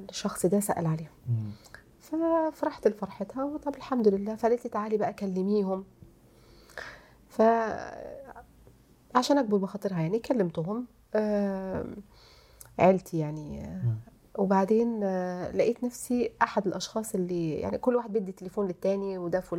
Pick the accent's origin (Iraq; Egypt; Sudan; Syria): Egypt; الكلمه دي عندنا في مصر